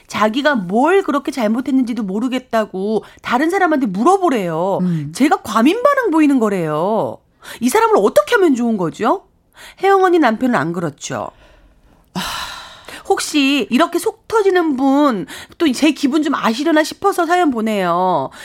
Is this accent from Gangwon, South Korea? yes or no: yes; Hongcheon, Gangwon, South Korea; 저도 홍천이 고향입니다.